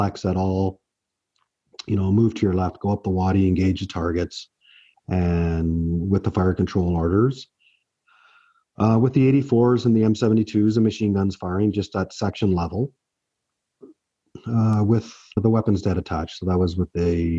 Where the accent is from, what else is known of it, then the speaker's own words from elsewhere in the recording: Oakville, Ontario, Canada; also born or lived in Brampton, Ontario; I was born in Brampton, raised in Oakville.